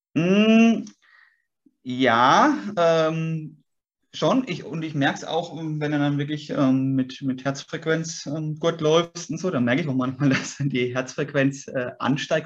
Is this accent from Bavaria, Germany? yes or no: yes; Würzburg, Bavaria, Germany; moved away as an adult; also born or lived in Sulzbach am Taunus, Hesse; ich bin Franke. Ich bin, bin äh, sehe mich ganz klar als Würzburger, bin hier aufgewachsen